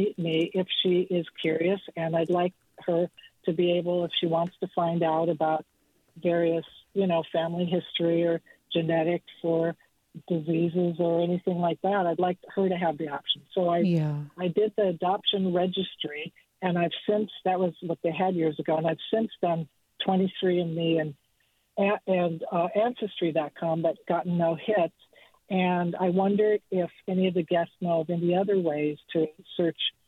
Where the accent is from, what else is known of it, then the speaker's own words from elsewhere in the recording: Minnesota, United States; moved away as an adult; also born or lived in Aspen, Colorado; now in Point Richmond, United States; I'm originally from Minnesota.